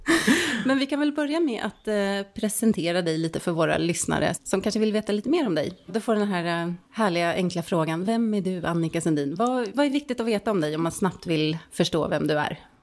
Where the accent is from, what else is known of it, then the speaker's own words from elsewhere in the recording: Stockholm, Stockholm County, Sweden; moved away as an adult; now in Särna, Sweden; jag är född och uppvuxen i Stockholm